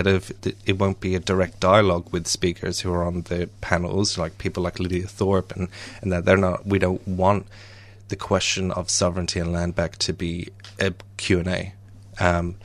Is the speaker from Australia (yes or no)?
no; Ireland; I'm Irish